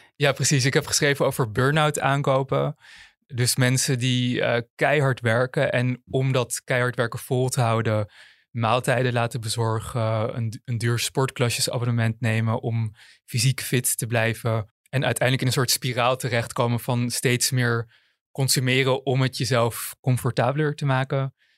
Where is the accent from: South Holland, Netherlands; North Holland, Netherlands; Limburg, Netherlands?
North Holland, Netherlands; Amsterdam; geboren en getogen Amsterdammer